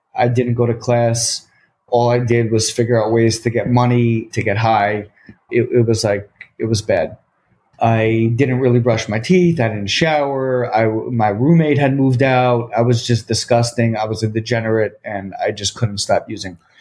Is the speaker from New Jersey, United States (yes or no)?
yes; Short Hills, New Jersey, United States; I grew up in Short Hills, New Jersey